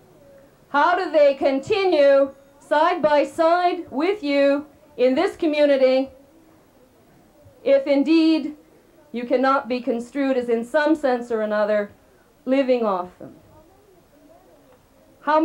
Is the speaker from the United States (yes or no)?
no; Canada; as a Canadian